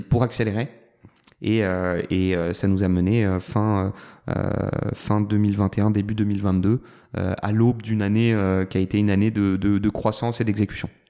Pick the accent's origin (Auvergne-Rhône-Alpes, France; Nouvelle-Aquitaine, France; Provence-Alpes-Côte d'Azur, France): Provence-Alpes-Côte d'Azur, France; Toulon; j'ai grandi à Toulon, deuxième d'une famille de neuf enfants.